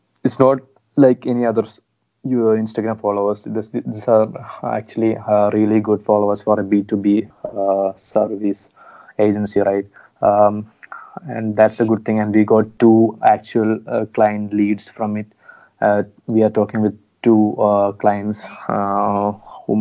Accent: Kottayam, Kerala, India; we are from a small city from Kottayam

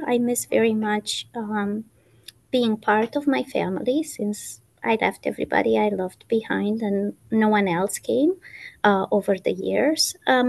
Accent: Romania; moved away as an adult; now in United States; I am from Romania.

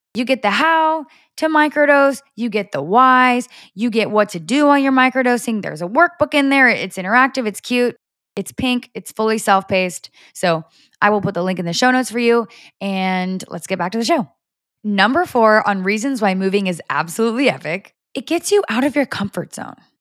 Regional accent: Orange County, California, United States; moved away as an adult; I have lived in Orange County my entire life up until a month ago

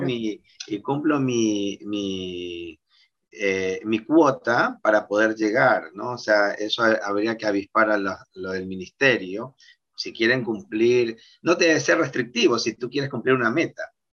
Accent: Guayaquil, Guayas, Ecuador; nosotros como guayaquileños

